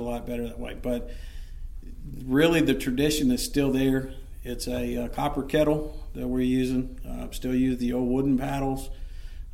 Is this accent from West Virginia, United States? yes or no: yes; West Virginia, United States; moved away; I'm originally from West Virginia myself.